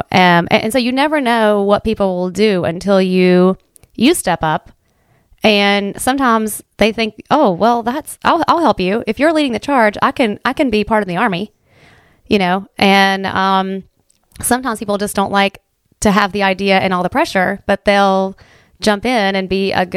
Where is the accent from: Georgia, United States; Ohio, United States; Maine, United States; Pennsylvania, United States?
Ohio, United States; Well, you know, I grew up here in Southern Ohio in Appalachia, and I never really appreciated what Appalachia and what Appalachian people were about until I went away.